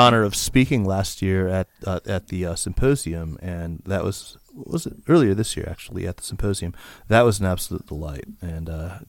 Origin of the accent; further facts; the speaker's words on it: Tucson, Arizona, United States; I understand that you've just acquired a fine property in my hometown of Tucson, Arizona.